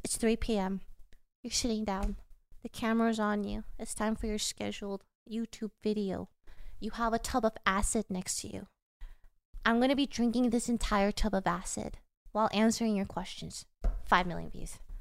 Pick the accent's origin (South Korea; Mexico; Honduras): South Korea; now in United States; I'm from South Korea